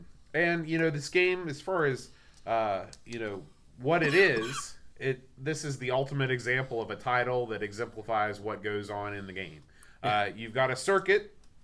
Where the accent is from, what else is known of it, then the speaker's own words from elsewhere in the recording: United States; I don't know if it's because I'm American and, Formula One isn't that big over here.